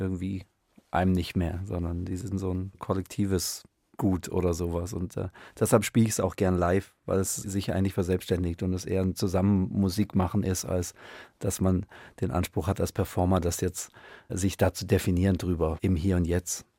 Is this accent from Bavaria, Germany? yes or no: no; Stuttgart, Baden-Württemberg, Germany; ich bin in Stuttgart aufgewachsen